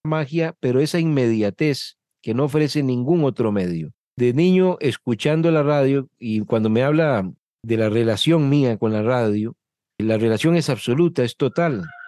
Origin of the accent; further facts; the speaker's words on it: Desamparados, San José, Costa Rica; Soy de San José de Costa Rica, de un pueblo que se llama Desamparados, Desamparados es un cantón de la provincia de San José, que es nuestra capital, y aquí me crié y aquí desarrollé mi vida.